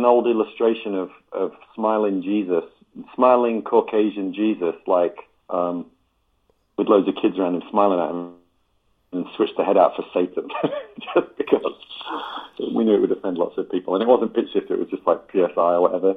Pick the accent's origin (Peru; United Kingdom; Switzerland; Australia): United Kingdom; England; now in Los Angeles, United States; as an English gent